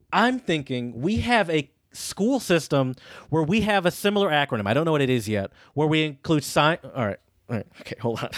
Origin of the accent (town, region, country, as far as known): United States